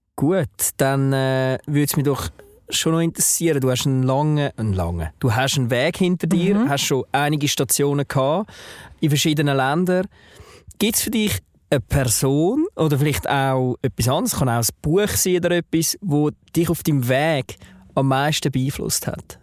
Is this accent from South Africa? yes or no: no; Switzerland; ich als ja, ähm, Deutschschweizer